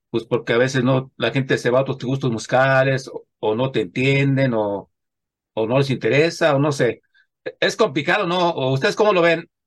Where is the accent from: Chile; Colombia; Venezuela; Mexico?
Mexico; es importante para nosotros como somos mexicanos